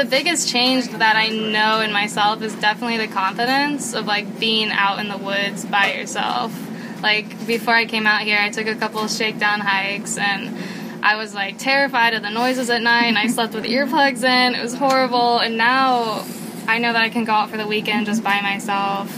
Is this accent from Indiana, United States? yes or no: yes; Indiana, United States; I'm 21, and I'm from Indiana.